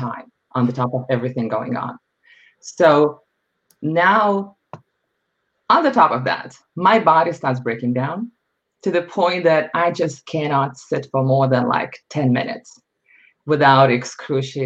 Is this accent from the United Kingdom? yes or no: no; Lithuania; moved away as an adult; now in United States; I was born and raised in Lithuania